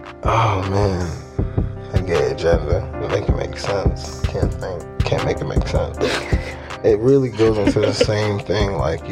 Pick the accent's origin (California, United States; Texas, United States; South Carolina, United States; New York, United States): New York, United States; Brooklyn; I grew up in Brooklyn, so a lot of city kids